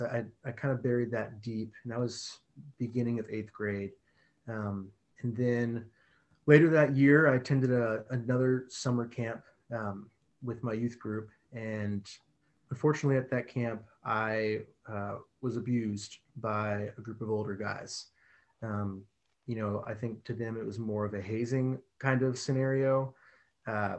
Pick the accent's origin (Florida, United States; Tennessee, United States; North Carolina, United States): Florida, United States; I was born in Florida, grew up in a family that was, church attending family